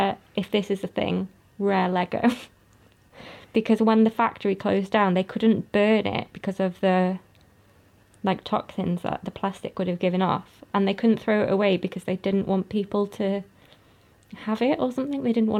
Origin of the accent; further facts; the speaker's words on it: Wrexham, Wales, United Kingdom; we were all born in Wrexham